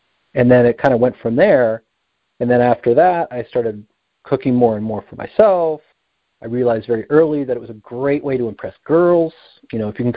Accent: New Jersey, United States; I grew up in New Jersey

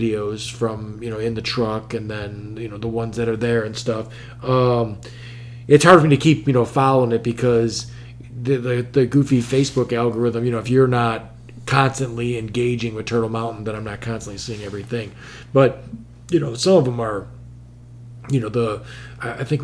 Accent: Chicago, Illinois, United States; We're from Chicago

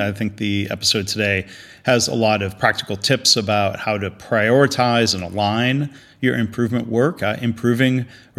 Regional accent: Michigan, United States; I'm from Michigan

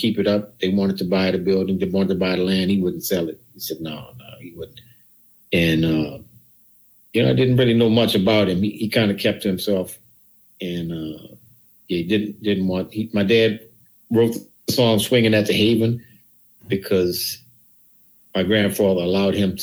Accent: New Orleans, Louisiana, United States; I'm from New Orleans.

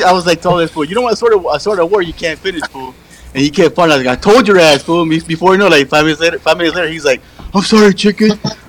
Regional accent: United States; I'm born in the U.S. of A, fool.

